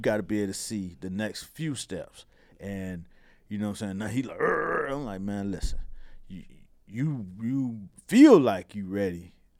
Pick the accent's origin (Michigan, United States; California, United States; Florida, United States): Florida, United States; Miami; When you live, you know, I'm from Miami, like Rick Ross was saying on Breakfast Club.